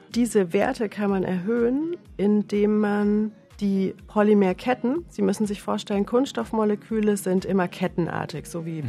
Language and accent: German; Middle Franconia, Northern Bavaria, Germany; accent: southern German; also born or lived in Paris, France; now in Vienna, Austria; Gebürtig komme ich aus Nordbayern, das heißt mit dem entsprechenden äh, süddeutschen Flavor